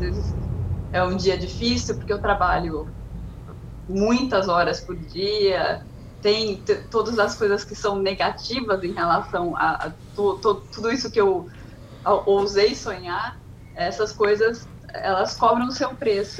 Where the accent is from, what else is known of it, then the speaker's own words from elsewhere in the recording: Águas de Lindóia, São Paulo, Brazil; moved away as an adult; also born or lived in Bragança Paulista / Campinas; now in London, United Kingdom; nasci em Bragança Paulista, nunca morei em Bragança Paulista, fui criada em Água de Lindóia, numa cidade pequenininha de 12 mil habitantes